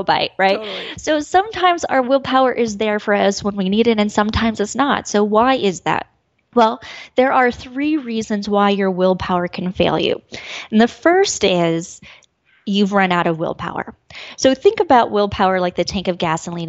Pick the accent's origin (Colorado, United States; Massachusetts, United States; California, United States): Colorado, United States; moved away as an adult; being back in Colorado. This is where I grew up